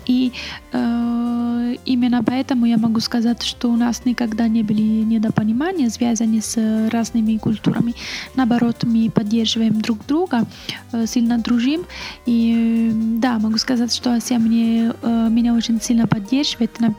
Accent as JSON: {"language": "Russian", "country": "Italy", "second_language": "Russian", "said": "я работала, потому что я э, из Италии, знаю, конечно, итальянские э, предприятия, но тоже знаю русский язык."}